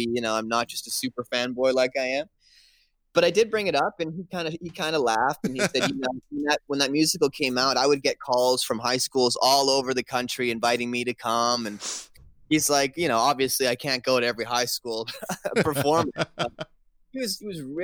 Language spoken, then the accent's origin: English; Canada; Growing up in Canada, every Saturday we have Coach's Corner